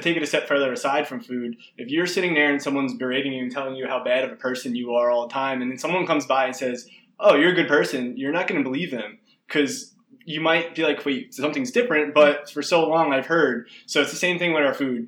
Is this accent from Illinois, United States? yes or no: no; New Jersey, United States; I'm far away from New Jersey. We have all this family there